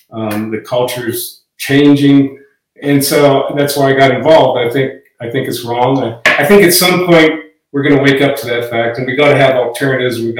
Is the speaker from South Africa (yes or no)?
no; Fort Belknap Reservation, Montana, United States; moved away; also born or lived in Idaho / Oregon; Yeah, so I'm actually from Montana. I grew up on, uh, my dad worked for the Bureau of Indian Affairs for a long time, and I grew up in the Fort Belknap Reservation